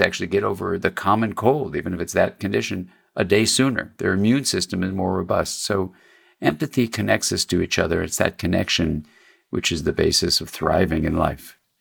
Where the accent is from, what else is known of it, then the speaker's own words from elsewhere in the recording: Los Angeles, California, United States; I grew up in Los Angeles